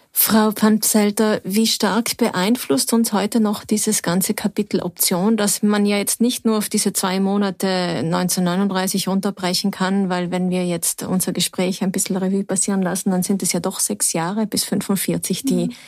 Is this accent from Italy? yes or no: yes; South Tyrol, Trentino-Alto Adige, Italy; hier bei uns in Südtirol